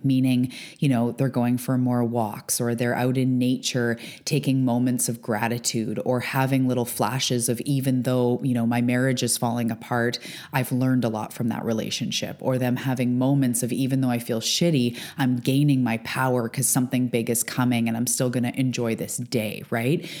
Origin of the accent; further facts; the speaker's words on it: Canada; now in Vancouver Island, Canada; I'm a Canadian on the west coast of Canada on Vancouver Island